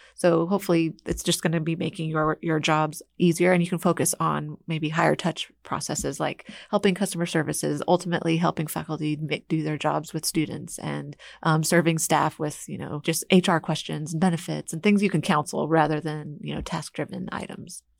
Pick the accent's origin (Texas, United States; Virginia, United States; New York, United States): Texas, United States; Houston; I'm from Houston